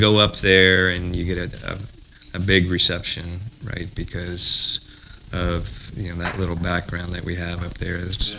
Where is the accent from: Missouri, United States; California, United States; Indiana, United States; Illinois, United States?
Indiana, United States; South Bend; born there; I was born in South Bend, right?